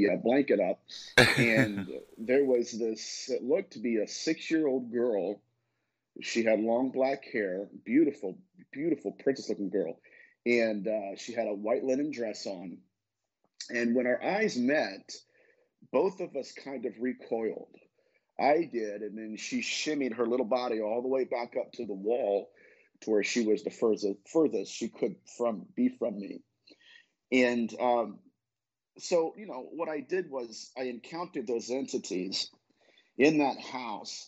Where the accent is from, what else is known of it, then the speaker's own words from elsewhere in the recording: Dayton, Ohio, United States; at the age of 9 years old, my parents had moved into a new house in Dayton, Ohio